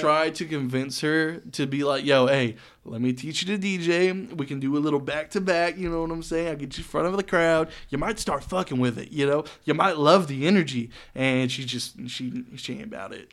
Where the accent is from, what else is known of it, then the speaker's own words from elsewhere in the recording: Saginaw, Texas, United States; also born or lived in Boyd, Texas; I grew up in Saginaw and then moved out to fucking Boyd pretty much, man, middle of nowhere